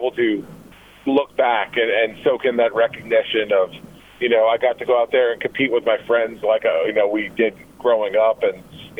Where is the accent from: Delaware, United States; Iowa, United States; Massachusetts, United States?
Delaware, United States; now in Virginia, United States; where I grew up in Delaware